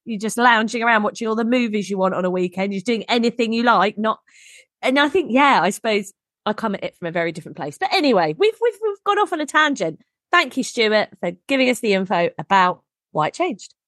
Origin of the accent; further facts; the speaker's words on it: England, United Kingdom; we're English.